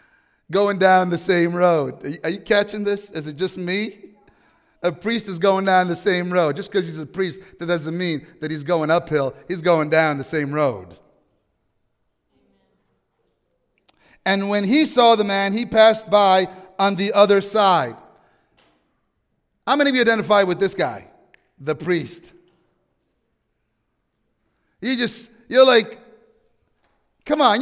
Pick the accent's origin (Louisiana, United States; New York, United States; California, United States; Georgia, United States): New York, United States; I'm from New York.